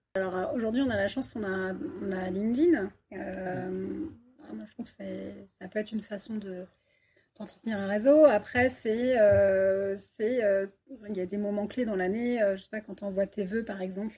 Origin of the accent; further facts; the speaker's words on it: Paris region, Île-de-France, France; moved away as an adult; also born or lived in Bordeaux; now in Toulouse, France; moi, je suis toulousaine euh, d'adoption. Ça fait trois ans que je suis sur Toulouse et je viens de région parisienne